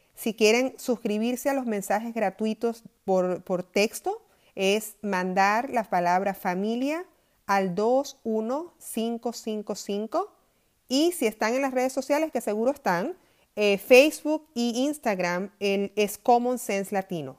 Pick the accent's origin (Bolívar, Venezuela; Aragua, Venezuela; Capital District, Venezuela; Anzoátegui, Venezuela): Aragua, Venezuela; Maracay; moved away as an adult; now in United States; yo nací en Maracay, en Venezuela